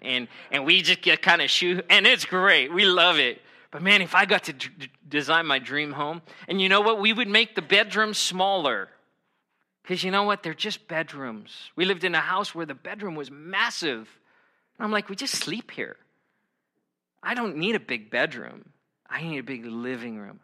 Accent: United States; I'm American

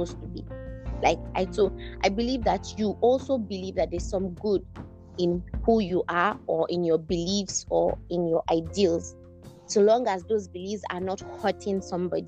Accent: Nigeria; we're Nigerian

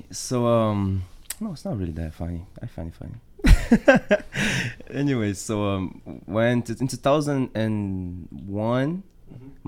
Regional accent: Rio de Janeiro, Brazil; now in United States; Brazil, born and raised in Brazil, Rio de Janeiro.

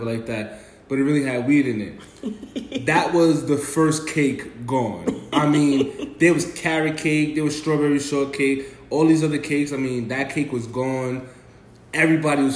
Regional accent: New York, United States; now in Atlanta, United States; I'm from New York

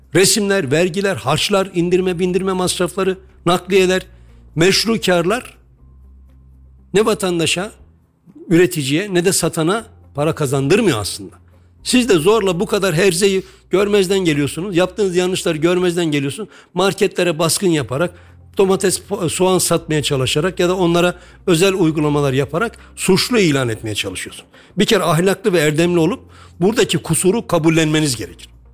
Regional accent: Kayseri Province, Turkey; Hepimiz Kayseriliyiz

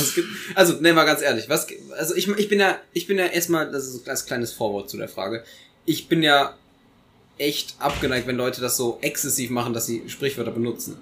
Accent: Eifel, Germany; ich komme aus der Eifel

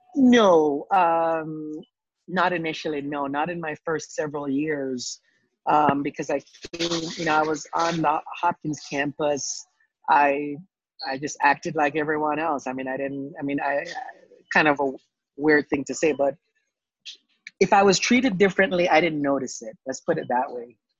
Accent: Jamaica; moved away as an adult; now in United States; I was born in the Caribbean, born in Jamaica lived there for 18 years

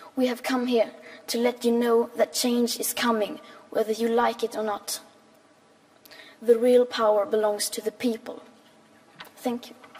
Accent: Sweden; I am 15 years old and I'm from Sweden

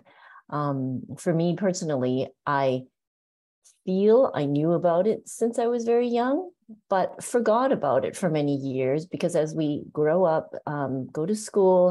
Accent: Canada; also born or lived in Hong Kong; now in San Francisco, United States; I was born in Hong Kong, and I remember living in Hong Kong at the time. And my family, we moved to Canada when I was about 6 or 7 years old

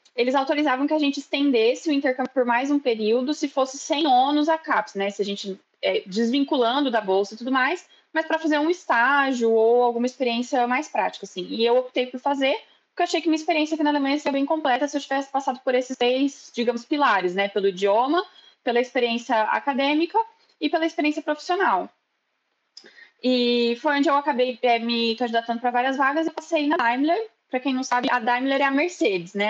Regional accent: Ribeirão Preto, São Paulo, Brazil; moved away as an adult; also born or lived in Bauru, Brazil; now in Germany; eu sou do interior de São Paulo, sou de Ribeirão Preto

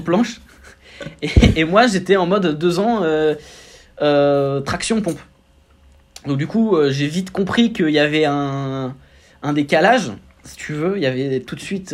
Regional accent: Roissy-en-Brie, Seine-et-Marne, Île-de-France, France; je viens de région parisienne 77, Roissy-Ponto représente

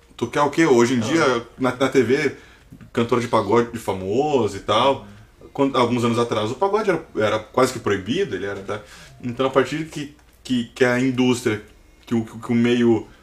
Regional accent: Brazil; somos brasileiros

